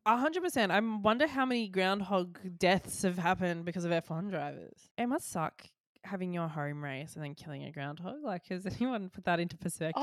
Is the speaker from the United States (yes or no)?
no; Australia; As an Australian